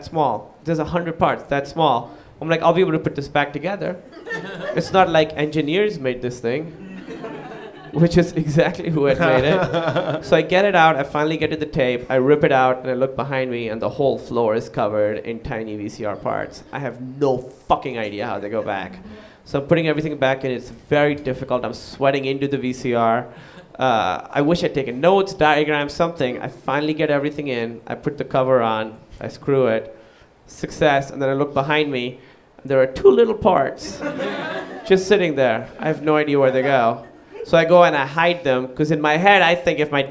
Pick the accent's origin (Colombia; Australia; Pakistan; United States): Pakistan; moved away; I moved away from Pakistan